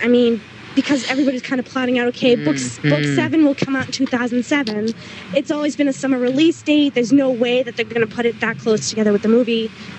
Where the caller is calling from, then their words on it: New York, United States; I'm in New York right now. I'm in college.